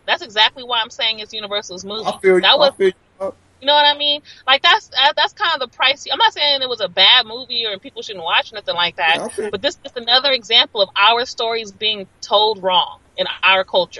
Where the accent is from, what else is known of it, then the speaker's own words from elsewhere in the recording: Los Angeles, California, United States; I feel like I'm from South Central. That's where I live. That's where I'm from.